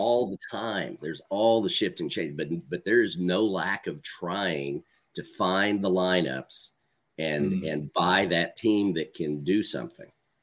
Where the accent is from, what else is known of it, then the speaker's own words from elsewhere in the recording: Oklahoma, United States; I'm from Oklahoma originally